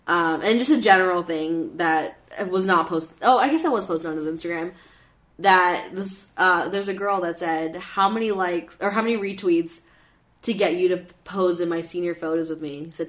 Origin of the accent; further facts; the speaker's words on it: Canada; I'm from Canada.